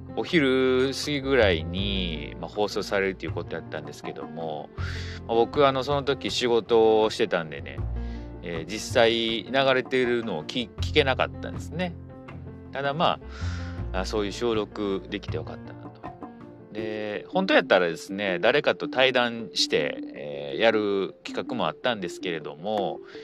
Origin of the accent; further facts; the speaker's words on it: Osaka, Japan; 私の地元はですね、えー、大阪